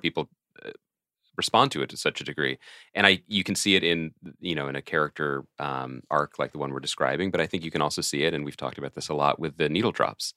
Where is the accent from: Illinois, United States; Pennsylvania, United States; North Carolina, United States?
Pennsylvania, United States; Philadelphia; as a Philadelphian